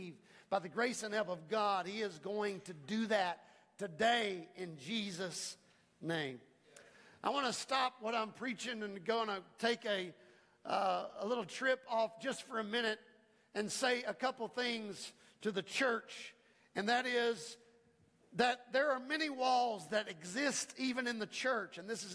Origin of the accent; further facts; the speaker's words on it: United States; I'm an American